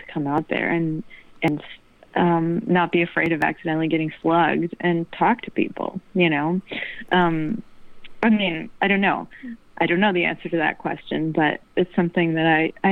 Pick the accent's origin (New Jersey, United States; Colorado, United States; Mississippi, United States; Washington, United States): New Jersey, United States; now in New York, United States; I've been living in New York all my life, but I grew up in New Jersey